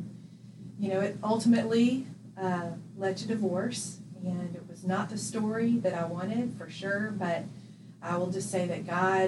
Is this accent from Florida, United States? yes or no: yes; Jacksonville, Florida, United States; moved away as an adult; now in Birmingham, United States; grew up in Jacksonville, Florida